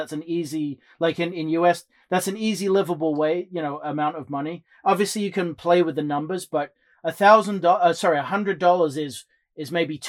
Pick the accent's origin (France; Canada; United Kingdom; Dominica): United Kingdom; England; now in United States; obviously I'm from England and I moved to the States.